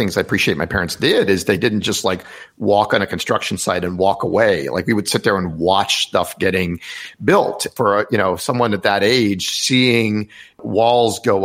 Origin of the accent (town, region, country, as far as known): Rockville, Maryland, United States; born or raised there